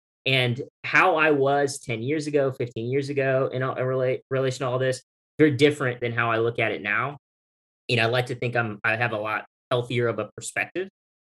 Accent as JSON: {"language": "English", "country": "United Arab Emirates", "tie": "born or raised there", "lives_now": "United States", "said": "I grew up in the United Arab Emirates, and spent 8 years over there, graduated high school over there."}